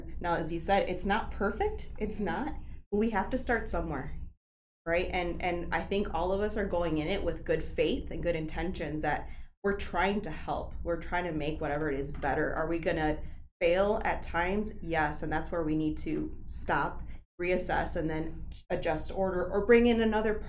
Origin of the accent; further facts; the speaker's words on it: Aurora, Illinois, United States; I grew up in Aurora